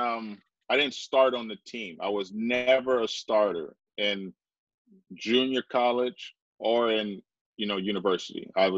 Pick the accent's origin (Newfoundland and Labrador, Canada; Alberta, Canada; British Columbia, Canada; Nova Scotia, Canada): British Columbia, Canada; Vancouver; I'm from Vancouver. You know, I live on Vancouver, Canada.